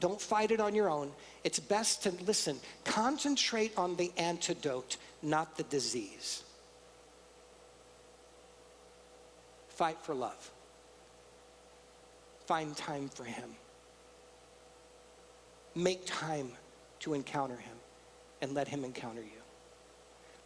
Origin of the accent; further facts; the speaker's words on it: San Antonio, Texas, United States; moved away; I'm from San Antonio, so tacos are a big thing.